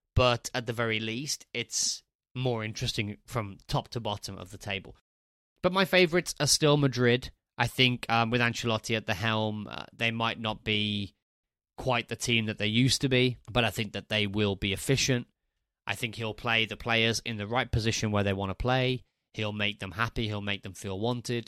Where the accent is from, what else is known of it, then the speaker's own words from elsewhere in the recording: Walsall, West Midlands, United Kingdom; moved away as an adult; also born or lived in Spain; Warsaw, which is my hometown club. I'm from Warsaw in the Black Country